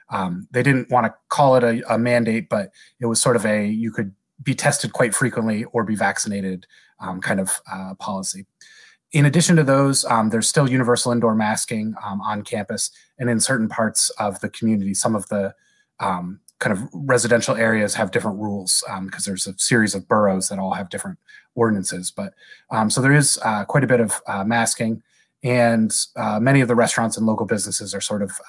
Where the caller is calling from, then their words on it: State College, Pennsylvania, United States; I'm calling from State College, Pennsylvania. It's a smallish college town in the middle of the state of Pennsylvania.